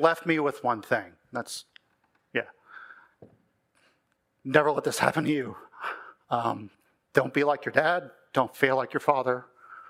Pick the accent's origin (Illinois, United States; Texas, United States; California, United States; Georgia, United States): Texas, United States; I grew up in Texas to a Christian family, pretty uneventful childhood